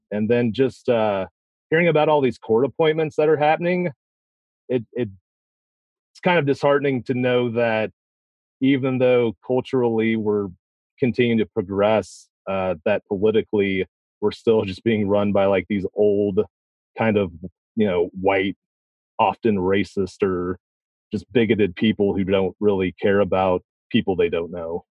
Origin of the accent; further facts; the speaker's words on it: Missouri, United States; I am a lifelong Missourian, so I've lived in my, in Missouri my entire life.